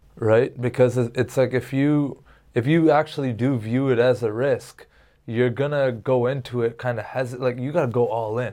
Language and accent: English; Canada; I'm Canadian